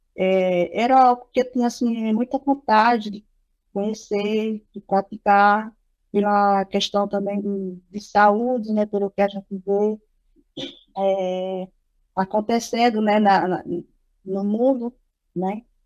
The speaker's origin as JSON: {"language": "Portuguese", "town": "Triunfo", "region": "Pernambuco", "country": "Brazil", "said": "sou aqui do município de Triunfo"}